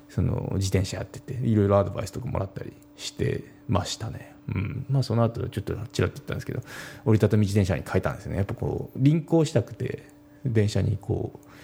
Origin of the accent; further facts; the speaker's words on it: Japan; moved away; also born or lived in Kanto / Tokyo; 私自身も田舎、まあ、で育ったんですけど、まあ、生まれは関東の方で